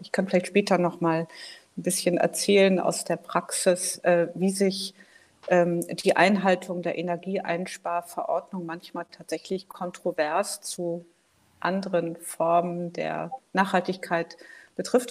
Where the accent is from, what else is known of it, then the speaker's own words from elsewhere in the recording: Hamburg, Germany; now in Berlin, Germany; Ich komme ursprünglich aus Hamburg, lebe aber schon lange in Berlin